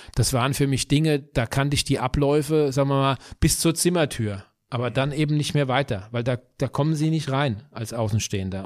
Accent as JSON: {"language": "German", "town": "Bürstadt", "region": "Hesse", "country": "Germany", "said": "ich komme aus Bürstadt, das ist ein kleines äh, Dorf in Südhessen"}